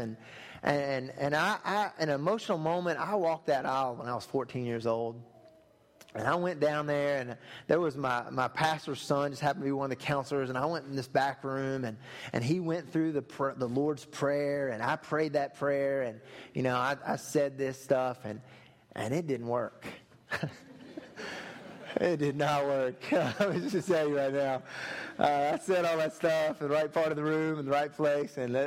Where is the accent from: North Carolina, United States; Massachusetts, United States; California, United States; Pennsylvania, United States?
North Carolina, United States; Thomasville; growing up in Thomasville on the other side of the state